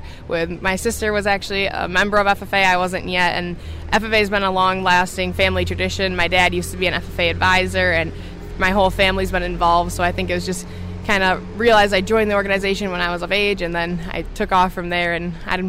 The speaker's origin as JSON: {"language": "English", "town": "Mondovi", "region": "Wisconsin", "country": "United States", "tie": "born or raised there", "said": "I grew up in Mondovi, Wisconsin. … I grew up on my family's beef farm, so we have beef cattle, and then we also raise Holstein and Angus cross steers."}